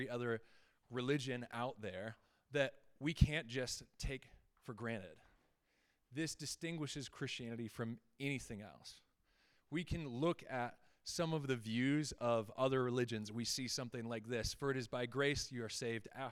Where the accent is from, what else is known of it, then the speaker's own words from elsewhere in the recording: Fort Collins, Colorado, United States; I was born and raised right here in Fort Collins